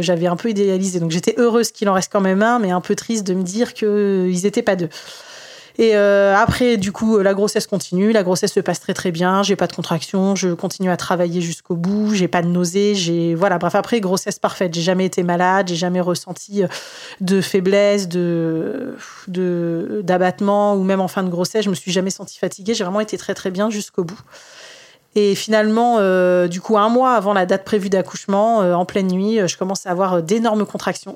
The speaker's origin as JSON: {"language": "French", "town": "Tours", "region": "Centre-Val de Loire", "country": "France", "tie": "born or raised there", "moved": "as an adult", "lives_now": "near Orléans, France", "said": "je suis née moi euh, à Tours"}